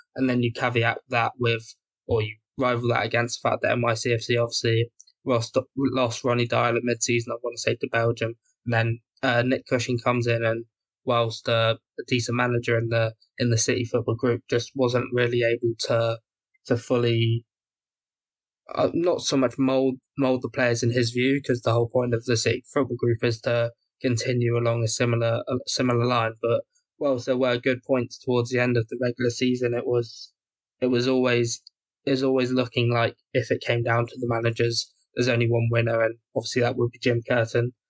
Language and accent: English; England, United Kingdom; as an Englishman